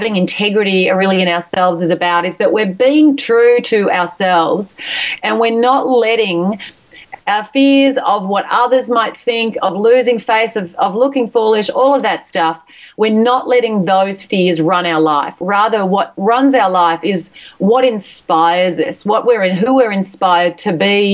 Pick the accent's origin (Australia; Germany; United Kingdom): Australia; accent: Australian; with my accent, my Australian accent, my A's sound like I's and my R's sound like E's